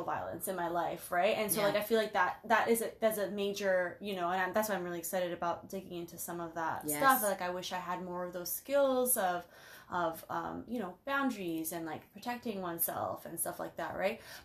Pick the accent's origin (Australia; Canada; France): Canada; Toronto, Ontario; moved away as an adult; also born or lived in Portland; I grew up in Scarborough. Scartown